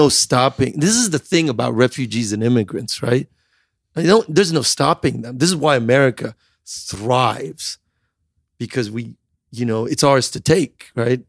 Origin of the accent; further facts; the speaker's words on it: Chicago, Illinois, United States; also born or lived in Iran / England / Switzerland / New York City; when we were growing up in the Midwest, Chicago